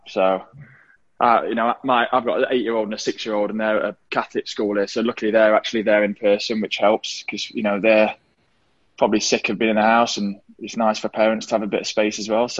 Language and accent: English; Derby, East Midlands, United Kingdom; kids growing up in England, I loved football